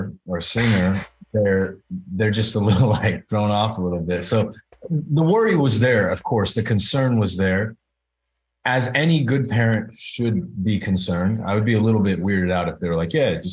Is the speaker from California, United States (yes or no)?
yes; Bay Area, California, United States; moved away as an adult; also born or lived in New York / Los Angeles; raised in the Bay Area. Grew up there